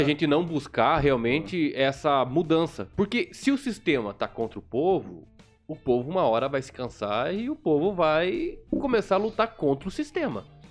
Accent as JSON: {"language": "Portuguese", "region": "Paraná", "country": "Brazil", "accent": "leite quente (Paraná/Curitiba accent)"}